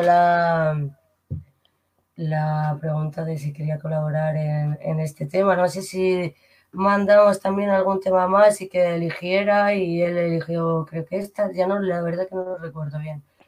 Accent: Alicante, Valencian Community, Spain; moved away as an adult; now in Madrid, Spain; soy de Alicante y nada, me fui con pues ya llevo en Madrid unos 16 años

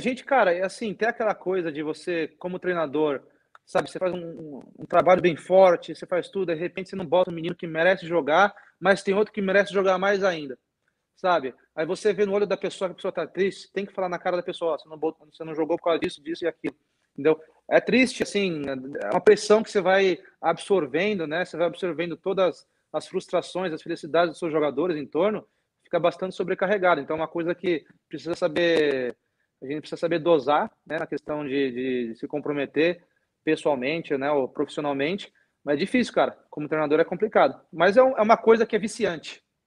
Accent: Brazil; also born or lived in Europe; now in United States; eu sou brasileiro

